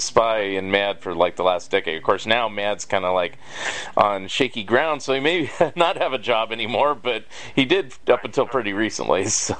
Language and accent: English; California, United States; now in Oregon, United States; me growing up in California. Now I'm in Oregon